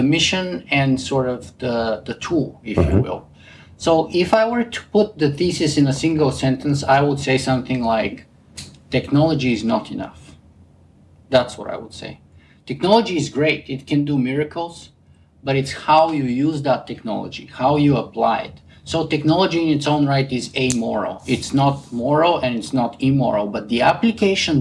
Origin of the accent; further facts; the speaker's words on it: Bulgaria; accent: Bulgarian; English is a second language; moved away; I have a pretty distinct Bulgarian accent